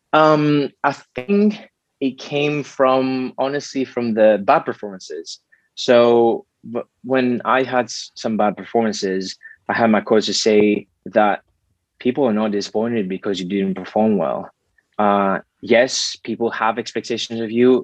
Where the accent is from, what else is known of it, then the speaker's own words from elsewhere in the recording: Greece; growing up in Greece, I grew up with in a great family